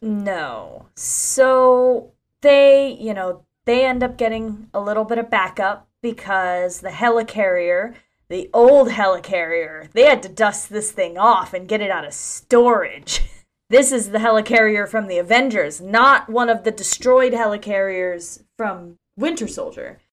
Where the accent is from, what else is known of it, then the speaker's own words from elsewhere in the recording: Ocala, Florida, United States; my hometown of Ocala, Florida.